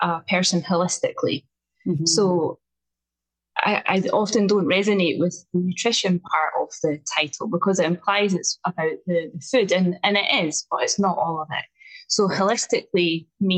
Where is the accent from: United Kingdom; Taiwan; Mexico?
United Kingdom; Scotland; accent: strong Scottish (rolled R's); I'm coming to you today from just outside Edinburgh in Scotland. So as we've already found out, my accent is quite strong. I roll my R's